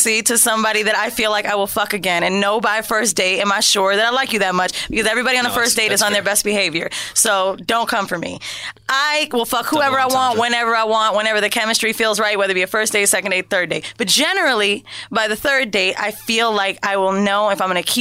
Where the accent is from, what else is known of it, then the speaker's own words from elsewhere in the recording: Orlando, Florida, United States; So we're from Orlando